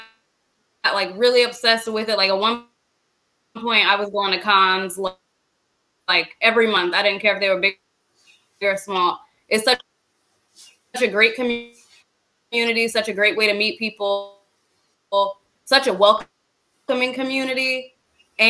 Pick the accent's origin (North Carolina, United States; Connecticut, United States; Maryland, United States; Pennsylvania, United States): Maryland, United States; I'm from Maryland.